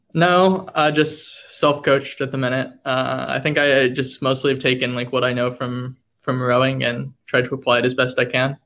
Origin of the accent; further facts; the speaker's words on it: Dallas, Texas, United States; moved away; I'm from Dallas, Texas.